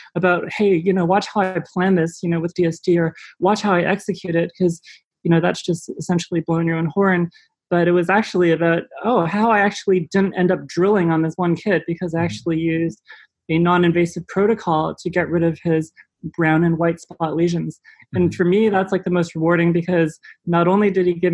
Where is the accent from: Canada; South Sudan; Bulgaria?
Canada; Richmond Hill, Ontario; moved away as an adult; also born or lived in Auckland, New Zealand; growing up in Richmond Hill